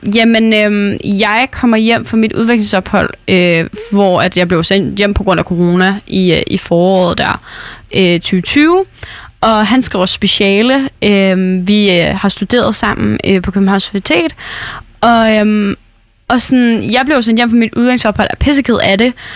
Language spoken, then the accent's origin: Danish; North Jutland, North Denmark Region, Denmark; moved away; jeg blev nødt til at flytte tilbage til Nordjylland, hvor jeg er fra, hvor mine forældre bor